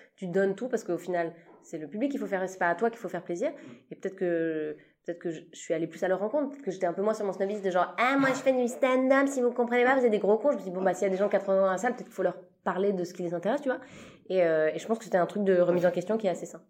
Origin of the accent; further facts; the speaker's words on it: Switzerland; je suis suisse, euh, j'ai commencé ma carrière en Suisse